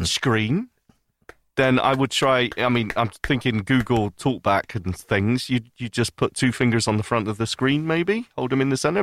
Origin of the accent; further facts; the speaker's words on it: the north of the UK, the north of England, United Kingdom; I'm British